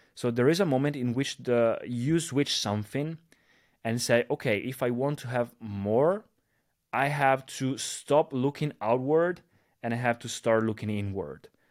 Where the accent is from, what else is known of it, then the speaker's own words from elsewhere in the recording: Italy; a disco bar here in my, in my hometown here in, uh, in Italy.